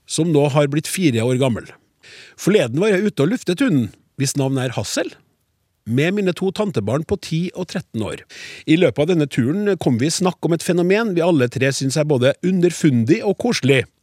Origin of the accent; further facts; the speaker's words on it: Innlandet, Norway; I Solør, der jeg kommer fra, sier vi Narne.